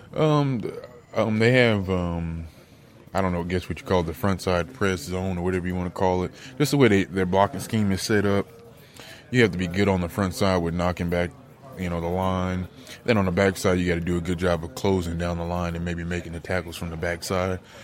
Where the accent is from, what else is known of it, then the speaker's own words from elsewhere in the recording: Cincinnati, Ohio, United States; play for my hometown team